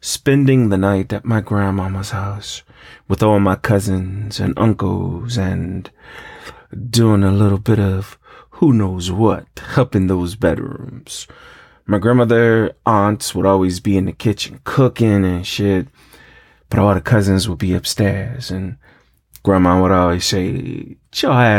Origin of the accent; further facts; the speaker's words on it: New York, United States; I grew up in New York, where it's cold as fuck